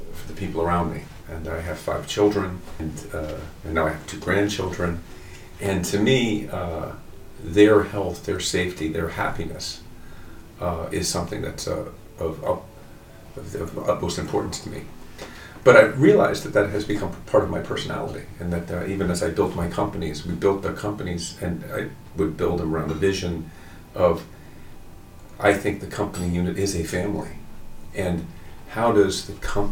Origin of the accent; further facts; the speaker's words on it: New York City, New York, United States; moved away as an adult; now in Japan; I was born and raised in the United States, in New York City